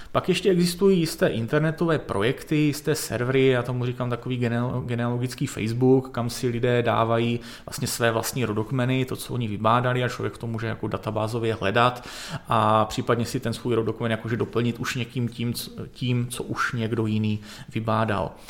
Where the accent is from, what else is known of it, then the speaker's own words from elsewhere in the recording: Northern Moravia, Czechia; já jsem se narodil na Severní Moravě v bývalých Sudetech